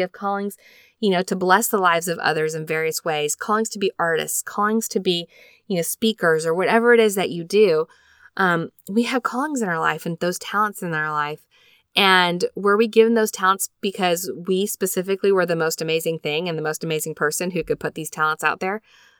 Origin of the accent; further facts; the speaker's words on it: Elk Ridge, Utah, United States; now in Springville, United States; I grew up in Elk Ridge, Utah, and we currently call Springville, Utah home.